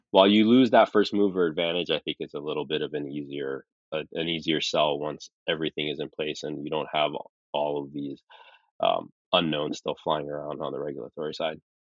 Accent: Saudi Arabia; also born or lived in California, United States; I was born in California, but I when I was six months old, we moved to Saudi because my dad is Saudi

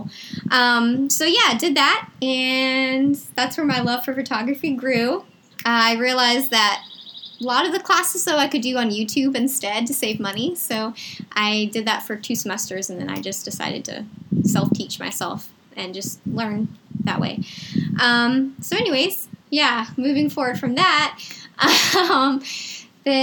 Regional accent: Chesterfield, Virginia, United States; I grew up in Chesterfield, Virginia.

